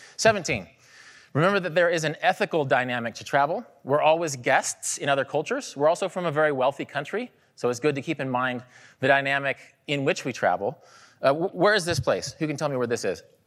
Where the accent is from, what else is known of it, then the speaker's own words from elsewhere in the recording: Kansas, United States; moved away; I grew up in Kansas